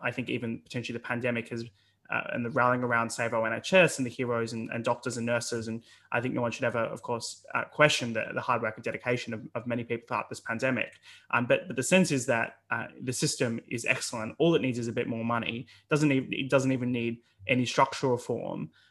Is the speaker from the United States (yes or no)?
no; Australia; now in United Kingdom; as an Australian